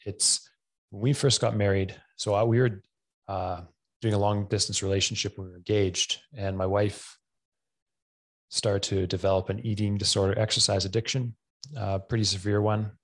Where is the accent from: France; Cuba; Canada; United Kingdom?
Canada; Camrose, Alberta; also born or lived in Edmonton; Camrose, which is my hometown I grew up